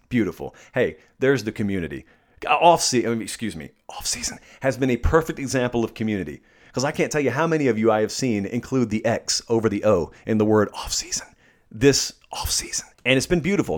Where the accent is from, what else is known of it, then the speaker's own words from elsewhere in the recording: Columbus, United States; I grew up in Columbus, where I am right now, um, physically